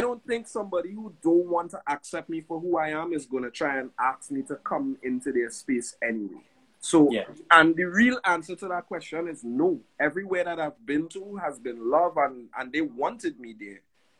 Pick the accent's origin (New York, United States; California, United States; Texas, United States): New York, United States; also born or lived in Trinidad and Tobago; we were born in Trinidad and Tobago, but we grew up in Brooklyn. We came together, we connected here in Brooklyn, New York.